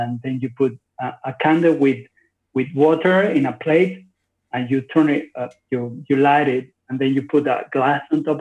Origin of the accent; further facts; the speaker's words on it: Maracaibo, Zulia, Venezuela; I was born in Venezuela